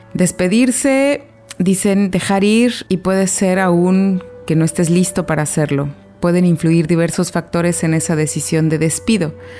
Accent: Guadalajara, Jalisco, Mexico; moved away as an adult; also born or lived in Mexico City; como tapatía, como alguien de Guadalajara que estudió con las siervas de Jesús sacramentado

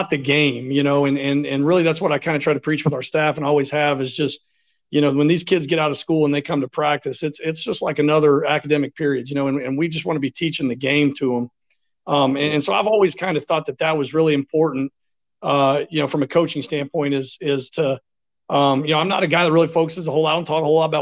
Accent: Ashland, Kentucky, United States; moved away as an adult; also born or lived in Florida / Indiana; I'm originally from Ashland, so grew up, born and raised in Ashland

